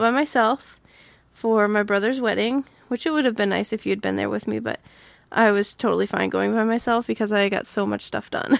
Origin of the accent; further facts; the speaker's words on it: Massachusetts, United States; moved away; grew up in Massachusetts, and we rode the T all the time.